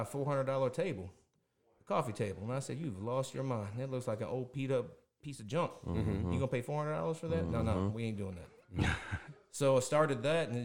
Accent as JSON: {"language": "English", "town": "Sparta", "region": "Illinois", "country": "United States", "tie": "born or raised there", "said": "I grew up in Sparta, Illinois, which is about 45 minutes south of here"}